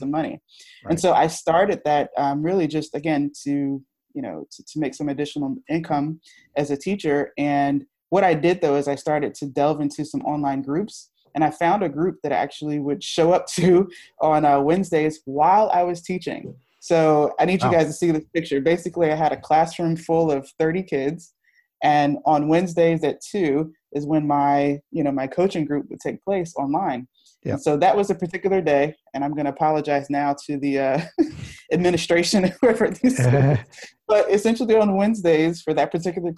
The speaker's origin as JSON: {"language": "English", "region": "Virginia", "country": "United States", "moved": "as an adult", "lives_now": "Philadelphia, United States", "said": "I'm from Virginia and I started, that's where I started the company"}